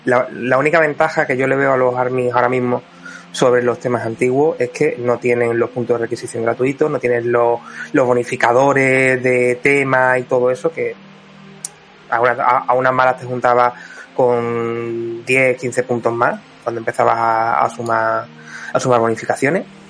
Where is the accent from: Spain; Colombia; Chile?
Spain; Como buen español y programador